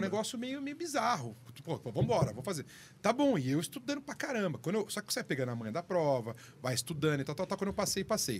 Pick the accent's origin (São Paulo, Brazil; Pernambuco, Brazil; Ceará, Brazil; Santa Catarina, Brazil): São Paulo, Brazil; Sorocaba; moved away as an adult; Sorocaba, que é a minha cidade natal